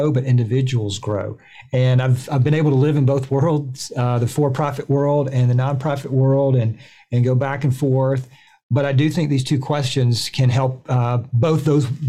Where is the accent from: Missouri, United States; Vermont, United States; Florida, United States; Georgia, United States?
Georgia, United States; So I grew up in Georgia, went to a school here in Georgia